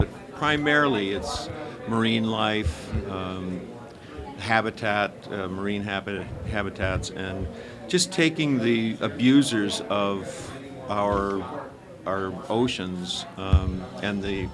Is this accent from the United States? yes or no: yes; Minnesota, United States; I'm from Minnesota, and so I grew up around water, in water, basically.